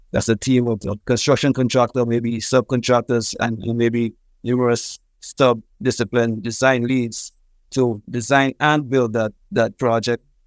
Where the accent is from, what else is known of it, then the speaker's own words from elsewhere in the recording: St. Lucia; moved away as an adult; also born or lived in Trinidad and Tobago / Texas; I'm originally from Saint Lucia in the Caribbean